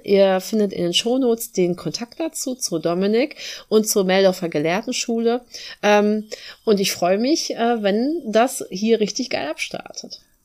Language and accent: German; Dithmarschen, Schleswig-Holstein, Germany; dass ich das hier meine Heimat nennen darf